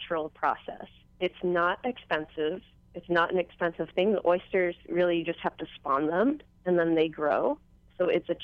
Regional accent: East Coast, United States; now in Hawaii, United States; I'm originally from the East Coast myself, our water is dark and cold

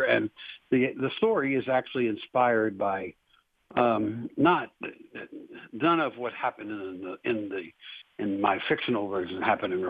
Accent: Cincinnati, Ohio, United States; moved away as an adult; also born or lived in Greene County, Ohio / Warren County, Ohio; now in Lebanon, United States; I was actually born and raised in Cincinnati, on the west side of Cincinnati

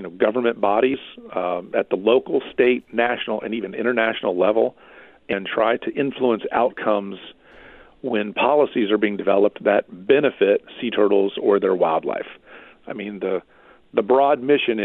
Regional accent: Central Florida, United States; I'm a native Floridian. It's going back a long way, but it's part of the story. I was born here in Florida. I grew up in Central Florida

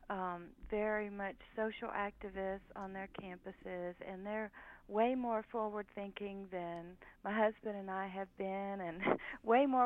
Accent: the South, United States; Well, you know, I grew up in the South and now I live in the North

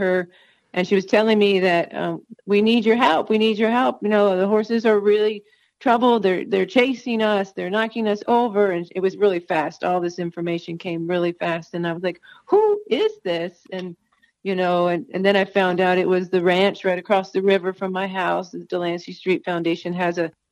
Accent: Northeast, United States; also born or lived in North Carolina; now in New Mexico, United States; We're from the Northeast, so we talk a lot and we talk fast and we talk over each other

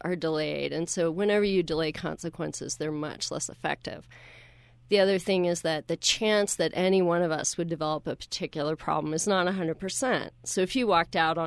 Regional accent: Deep South, United States; now in Utah, United States; I grew up in the Deep South

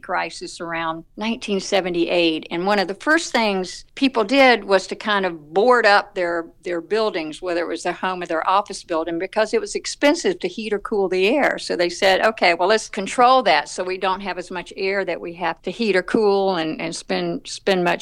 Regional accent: the South, United States; accent: Southern; now in Atlanta, United States; you can tell from my accent that I'm from the South

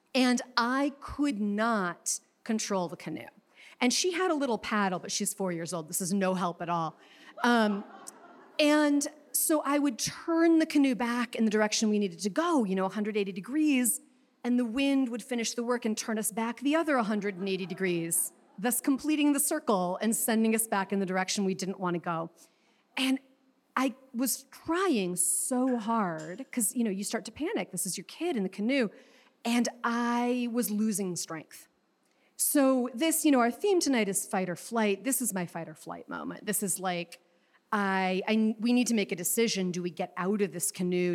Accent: Chicago, Illinois, United States; I am from Chicago

